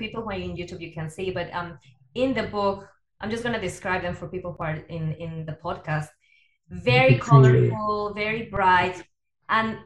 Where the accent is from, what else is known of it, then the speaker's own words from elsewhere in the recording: Guadalajara, Jalisco, Mexico; I'm from Guadalajara